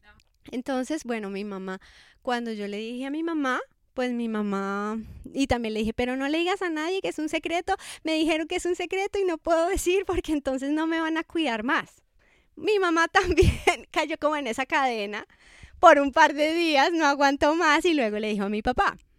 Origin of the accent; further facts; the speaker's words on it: Bogotá, Colombia; moved away as an adult; also born or lived in Scotland; now in Cali, Colombia; soy de Bogotá